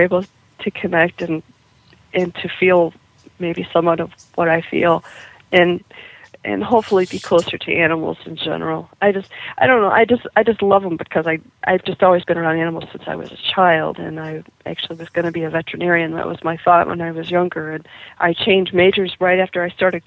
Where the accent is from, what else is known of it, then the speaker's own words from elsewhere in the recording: Kankakee, Illinois, United States; a daily newspaper in my hometown of Kankakee, Illinois, which is just south of Chicago